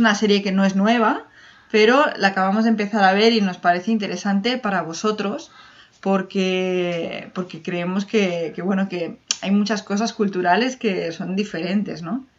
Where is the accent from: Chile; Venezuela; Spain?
Spain; Mediterranean coast; nosotros somos del Mediterráneo.